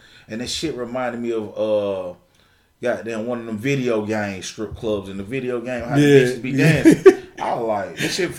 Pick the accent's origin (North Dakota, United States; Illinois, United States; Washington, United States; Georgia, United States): Georgia, United States; Atlanta; I'm from Atlanta.